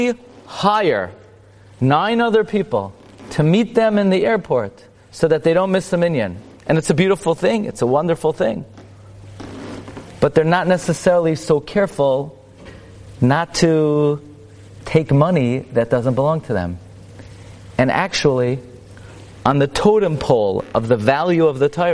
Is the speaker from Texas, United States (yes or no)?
no; New York City, New York, United States; I grew up in Brooklyn.